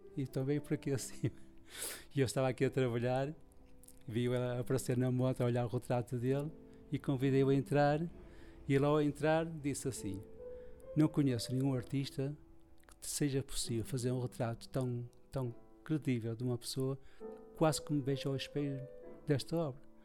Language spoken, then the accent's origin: Portuguese; Porto, Norte, Portugal; sou, sou tripeiro de gema